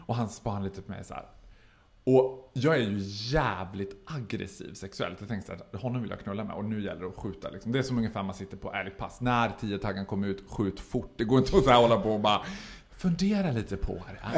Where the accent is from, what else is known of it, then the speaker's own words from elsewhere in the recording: Borlänge, Dalarna County, Sweden; now in Stockholm, Sweden; jag är född och uppvuxen i Borlänge och höll på med drag när jag bodde där